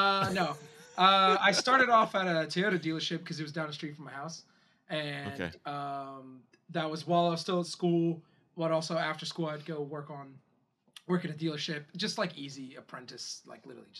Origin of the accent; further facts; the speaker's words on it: Philadelphia, Pennsylvania, United States; I'm from Philadelphia